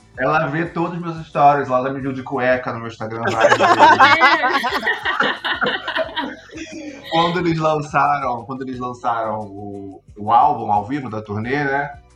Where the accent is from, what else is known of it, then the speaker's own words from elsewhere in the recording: Rio de Janeiro, Brazil; eu sou do Rio, fui para São Paulo só para isso.